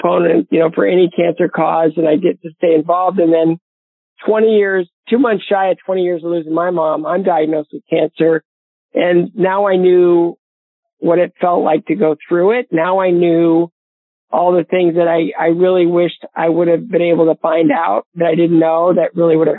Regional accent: Bowling Green, Ohio, United States; my hometown of Bowling Green, Ohio

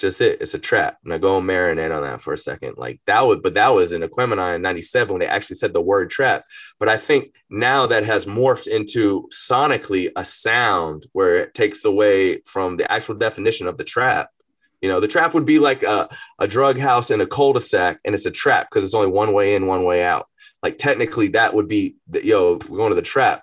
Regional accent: Atlanta, Georgia, United States; also born or lived in Marietta, Georgia; growing up in Atlanta

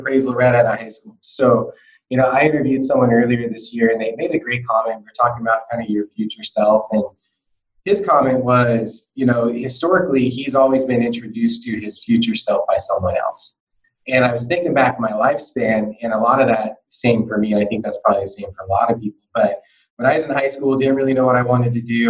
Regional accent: Salem, Oregon, United States; also born or lived in Portland; as a kid growing up in Salem

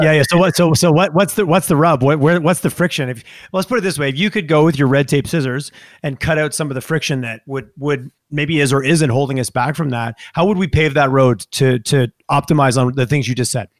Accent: Montreal, Quebec, Canada; moved away as an adult; now in Calgary, Canada; I grew up in Montreal, so we had Montreal, Toronto thing. I moved here

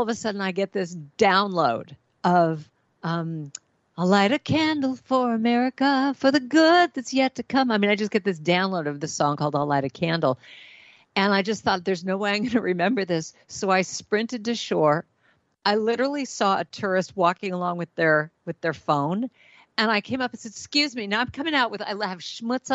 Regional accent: Los Angeles, California, United States; that was my life all growing up in Hollywood

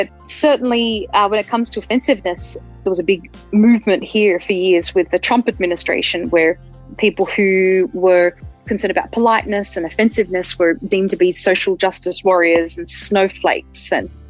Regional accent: Australia; moved away as an adult; now in Denver, United States; I'm an Australian American

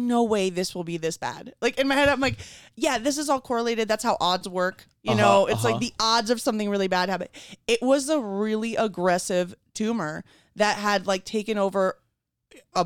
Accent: Caracas, Capital District, Venezuela; moved away; I grew up in Venezuela and I'm an Ashkenazi Jew

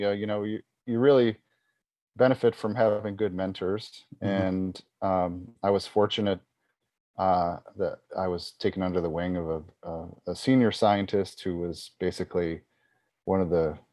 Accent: Buffalo, New York, United States; I grew up outside of Buffalo, New York, a place which is kind of infamous for its severe snowstorms that happen

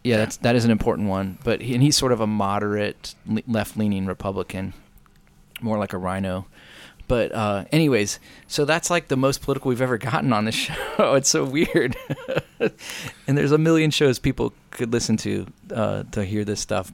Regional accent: United States; being an American

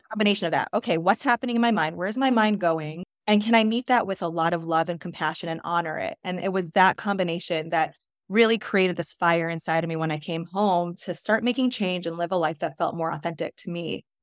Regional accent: New York, United States; I grew up in New York

